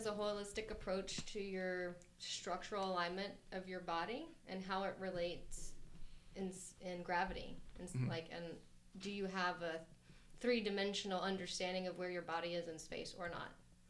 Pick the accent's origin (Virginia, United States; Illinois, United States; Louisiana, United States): Louisiana, United States; moved away; also born or lived in Texas / Colorado; I'm originally from Louisiana, went to school in Texas, Colorado, different places